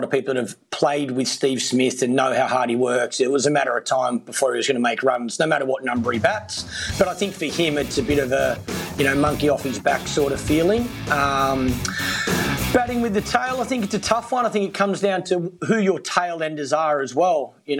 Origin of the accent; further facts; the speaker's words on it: Australia; as an Australian cricket supporter